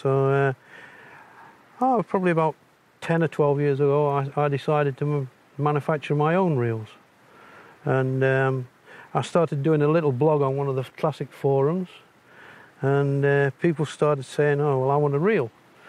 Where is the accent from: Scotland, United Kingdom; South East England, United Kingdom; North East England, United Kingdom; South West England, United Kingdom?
North East England, United Kingdom; Barnard Castle; also born or lived in High Peak, Derbyshire